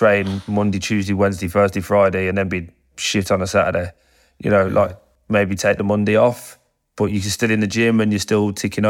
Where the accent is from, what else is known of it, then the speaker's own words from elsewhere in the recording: Birmingham, West Midlands, United Kingdom; And it went, you from Birmingham? I said, yeah.